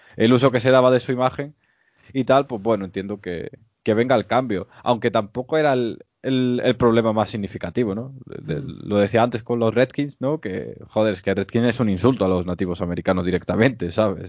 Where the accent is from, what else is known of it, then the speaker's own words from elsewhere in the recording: Spain; no somos los españoles